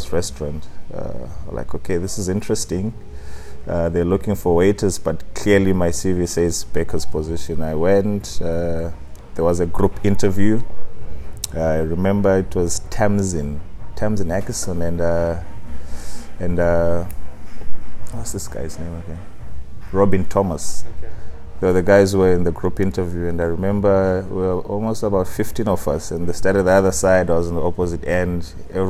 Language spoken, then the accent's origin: English; Harare, Zimbabwe; moved away as an adult; now in Cape Town, South Africa; I'm Zimbabwean, born and bred in Harare